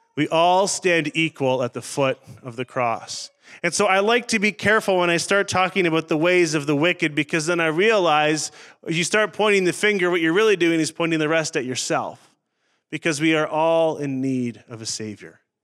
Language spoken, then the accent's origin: English; Northern Ontario, Canada; moved away; also born or lived in Saskatchewan; I grew up in Northern Ontario in the bush